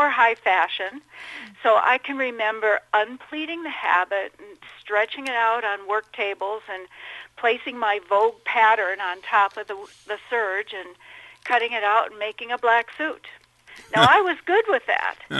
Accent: Minnesota, United States; also born or lived in Dubuque, Iowa / Chicago; I grew up in Minnesota

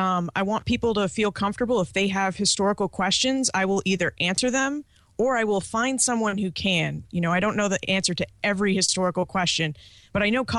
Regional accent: New Hampshire, United States; also born or lived in Boston, Massachusetts; I grew up in New England, born in Boston, raised in New Hampshire

